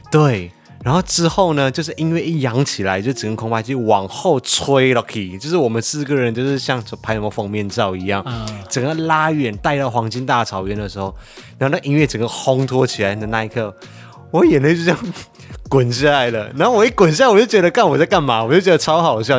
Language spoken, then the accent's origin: Chinese; Malaysia; now in Taiwan; 我身为一个马来西亚人